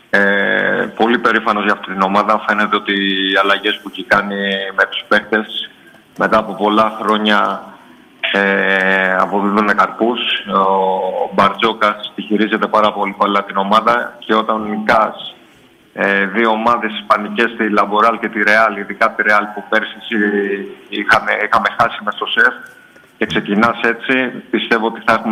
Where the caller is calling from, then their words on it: Kypseli, Attica, Greece; από Κυψέλη.